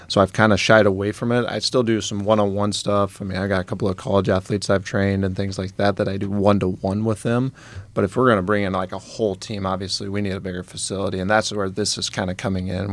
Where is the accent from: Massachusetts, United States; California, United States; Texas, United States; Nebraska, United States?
Nebraska, United States; Wood River; I grew up in Wood River.